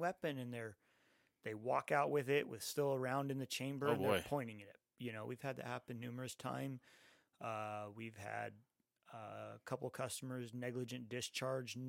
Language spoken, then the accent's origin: English; Santa Ana, California, United States; growing up in Santa Ana